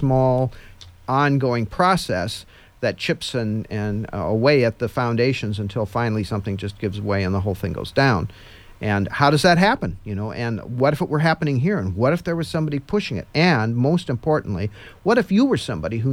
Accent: Midwest, United States; growing up in the Midwest in when I was a boy

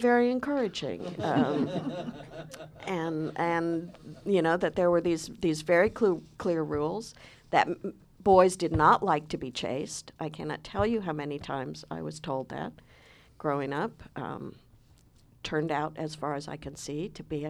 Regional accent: Palo Alto, California, United States; I grew up in Palo Alto, California

